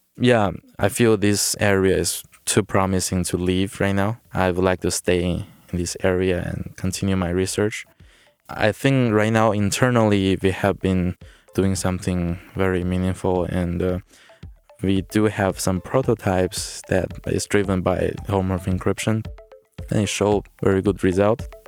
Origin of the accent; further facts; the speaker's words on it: China; moved away as an adult; also born or lived in Worcester, Massachusetts; originally I'm from China. I did my, uh, high school and, uh, university in China